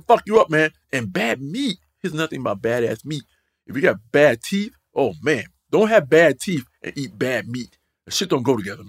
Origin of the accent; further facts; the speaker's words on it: North Carolina, United States; Like, I'm from North Carolina, man. I done tried it all, bro.